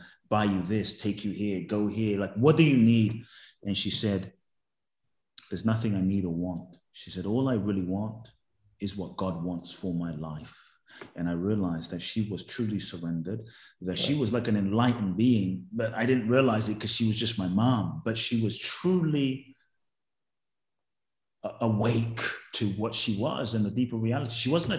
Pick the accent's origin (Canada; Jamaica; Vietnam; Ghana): Ghana; I think I was a very fun loving kid and I would love to get to exhibit even more of that fun in my life